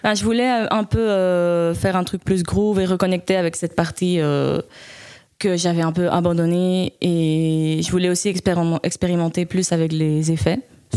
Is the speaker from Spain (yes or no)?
yes; Spain; moved away as an adult; also born or lived in Leuven, Belgium; now in Belgium; je suis née en fait à Louvain. Et puis, euh, quand j'étais petite, mes parents ont déménagé en Espagne. Ma maman est espagnole et du coup, j'ai grandi là-bas